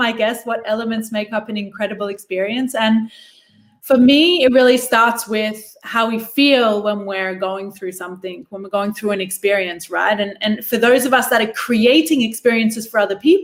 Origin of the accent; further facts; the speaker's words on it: Australia; moved away; I grew up in Australia